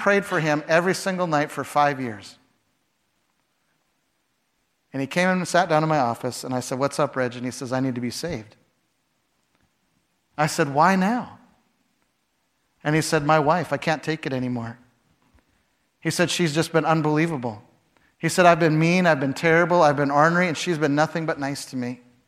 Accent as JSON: {"language": "English", "town": "Chicago", "region": "Illinois", "country": "United States", "said": "When I first went to Canada, I came from Chicago. In Chicago, you dress like a business person, so I would have a white shirt and a tie."}